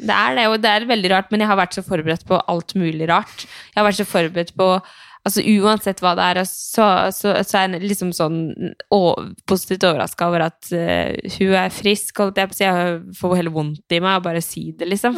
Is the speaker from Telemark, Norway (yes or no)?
yes; Skien, Telemark, Norway; now in Oslo, Norway; hver gang vi har vært hjemme i Skien